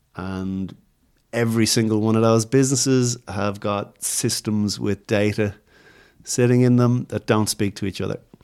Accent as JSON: {"language": "English", "country": "Ireland", "moved": "yes", "lives_now": "Australia", "said": "I'm going from Ireland"}